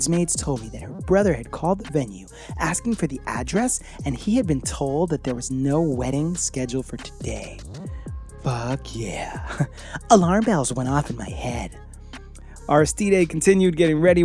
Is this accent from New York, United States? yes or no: yes; New York City, New York, United States; now in Florida, United States; I was born in New York City